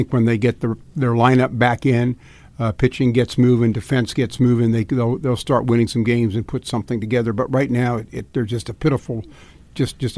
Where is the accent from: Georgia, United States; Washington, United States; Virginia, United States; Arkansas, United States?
Virginia, United States; I'm from Fairfax County, where Trump got 32 percent of the vote.